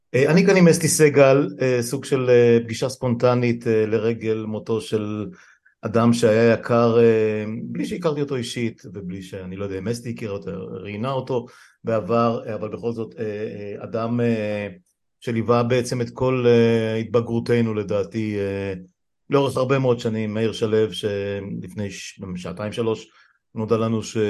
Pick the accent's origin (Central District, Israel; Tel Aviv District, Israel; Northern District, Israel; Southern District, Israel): Northern District, Israel; Afula; אני גדלתי, נולדתי בעמק יזרעאל, גדלתי בליבה שלהם בעפולה